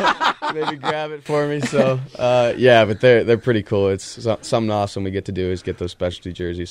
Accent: Pittsburgh, Pennsylvania, United States; now in Des Moines, United States; I'm from Pittsburgh, Pennsylvania.

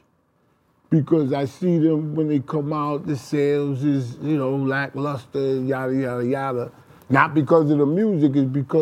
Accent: New Jersey, United States; I grew up with them in Jersey

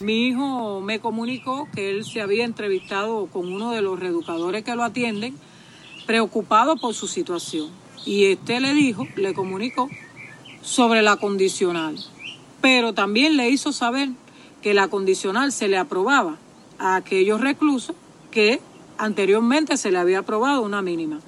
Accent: Cuba; en mi país

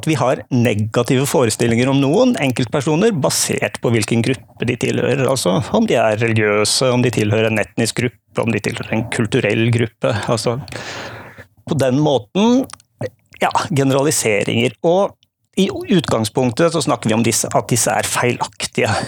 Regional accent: Southern Norway, Norway; For det andre er jeg Født og oppvokst på Sørlandet, men prøver tydeligvis å skjule det så godt jeg kan i dialekten.

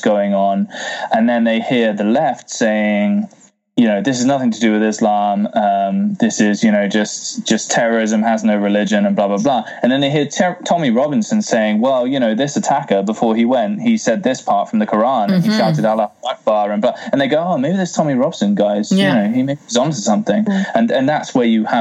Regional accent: United Kingdom; being British

